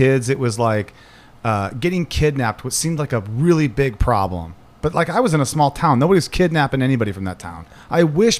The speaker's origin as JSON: {"language": "English", "region": "Ohio", "country": "United States", "tie": "born or raised there", "moved": "yes", "said": "I would ride my bike in the middle of the country, because I was from Ohio."}